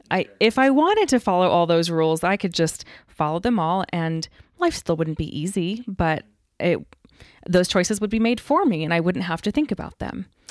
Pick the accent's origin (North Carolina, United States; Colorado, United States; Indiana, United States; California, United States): Colorado, United States; Denver; now in Texas, United States; My family is all from New York, but I grew up in Denver because my dad was transferred.